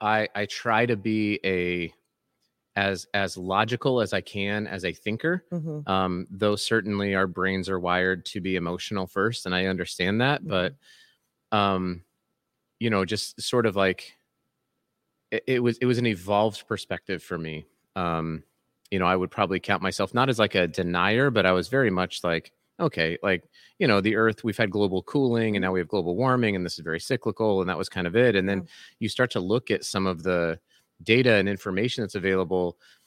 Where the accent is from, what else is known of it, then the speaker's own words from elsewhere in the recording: Colorado, United States; now in Salt Lake City, United States; And I live in Salt Lake City, mm-hmm. and I grew up in Colorado